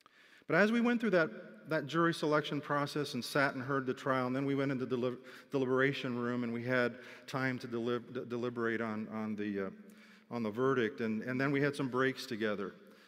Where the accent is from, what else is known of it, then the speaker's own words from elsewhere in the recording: Philippines; I was very used to cross-cultural living, born and growing up in the Philippines.